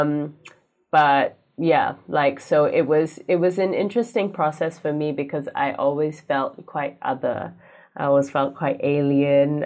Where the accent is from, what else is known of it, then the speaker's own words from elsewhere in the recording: Singapore; moved away as an adult; now in Hawea, New Zealand; I am Singaporean